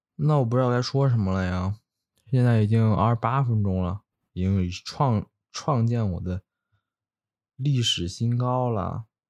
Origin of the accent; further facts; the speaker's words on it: Luoyang, Henan, China; moved away; 我的家乡河南洛阳